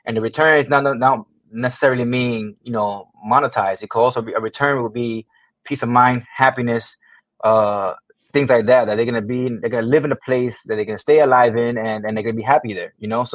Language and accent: English; Miami Gardens, Florida, United States; I grew up not too far from here in Miami Gardens. I was born and raised